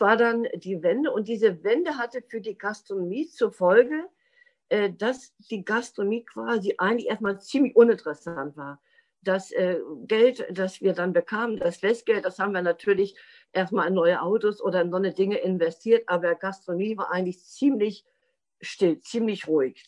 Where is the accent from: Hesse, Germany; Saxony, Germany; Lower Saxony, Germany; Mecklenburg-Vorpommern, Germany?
Mecklenburg-Vorpommern, Germany; Rostock; also born or lived in Friedland, Mecklenburg; Ich bin 1961 in Friedland in Mecklenburg geboren. Aufgewachsen bin ich allerdings vorwiegend in Rostock